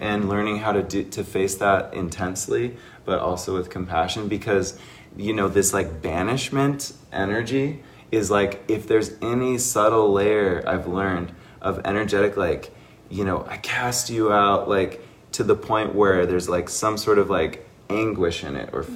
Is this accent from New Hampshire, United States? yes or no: no; Seattle, Washington, United States; now in Sedona, United States; I'm from Seattle